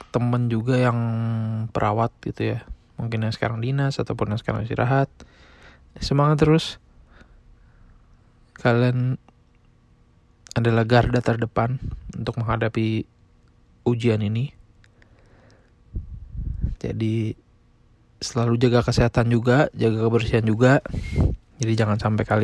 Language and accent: Indonesian; Indonesia; now in United States; Di negara asal gue di Indonesia itu udah kurang lebih 5 ribu.